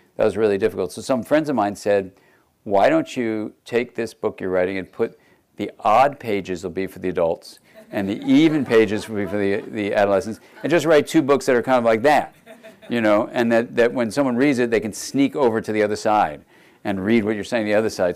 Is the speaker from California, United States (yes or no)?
yes; Los Angeles, California, United States; I grew up actually in Los Angeles